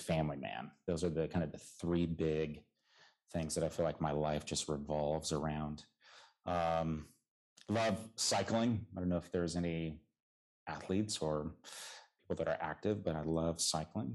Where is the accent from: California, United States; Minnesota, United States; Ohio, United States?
California, United States; Southern; I am from the Lord's country, Southern California, the true South